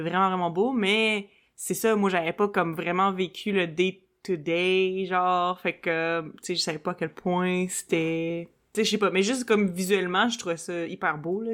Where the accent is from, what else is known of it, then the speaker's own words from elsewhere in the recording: Quebec City, Quebec, Canada; moved away as an adult; also born or lived in Montreal; je suis partie de Québec, j'avais comme 19, puis je venais juste de finir le cégep